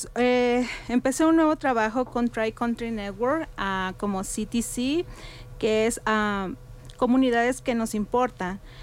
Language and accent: Spanish; Mexico; moved away as an adult; now in Telluride, United States; emigré aquí a los Estados Unidos desde el 2010, soy mexicana